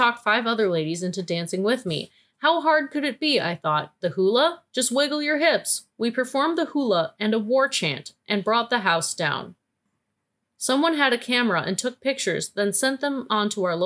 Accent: near Wisconsin, Midwest, United States; I was raised, I grew up very close to Wisconsin

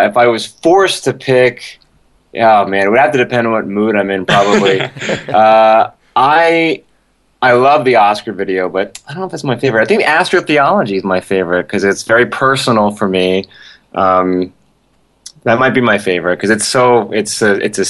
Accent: Los Angeles, California, United States; I grew up in Hollywood

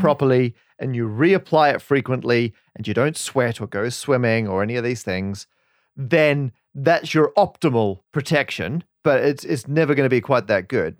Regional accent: Australia; moved away as an adult; now in United Kingdom; we're both from Australia

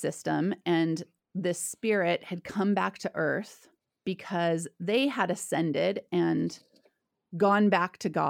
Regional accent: Oregon, United States; also born or lived in Idaho; We settled in Southern Oregon on a cult. So I grew up on a spiritual commune in the hills of Southern Oregon.

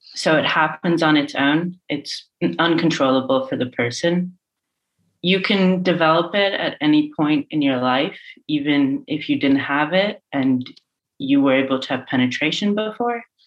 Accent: Ireland; now in Amsterdam, Netherlands; I grew up in Ireland and I grew up in a sort of religiously adjacent household

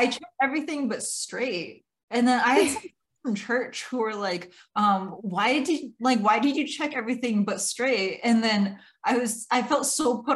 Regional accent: Iowa, United States; I was growing up in Iowa too, in a small town

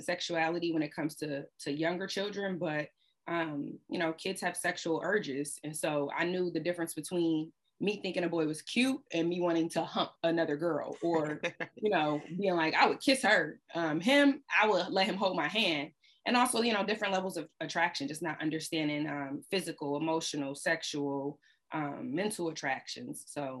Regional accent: Ohio, United States; moved away as an adult; also born or lived in Washington, D.C.; I'm from Ohio

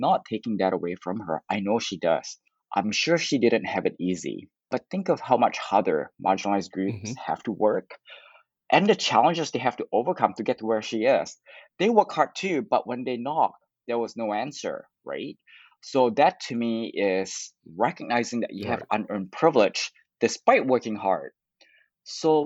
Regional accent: Canada; I'm Canadian

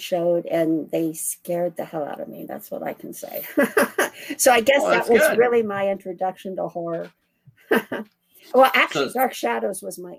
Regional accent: Ohio, United States; I'm from Ohio

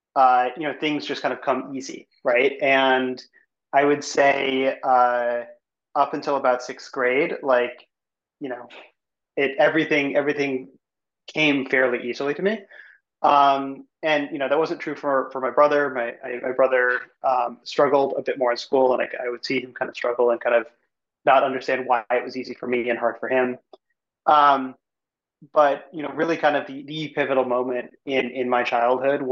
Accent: Evanston, Illinois, United States; I grew up in Chicago, suburb outside of Chicago called Evanston

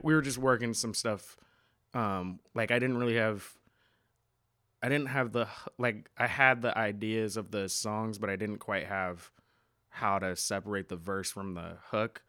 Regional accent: Seattle, Washington, United States; now in New York City, United States; we went to the same high school together back when we were both growing up in Seattle.

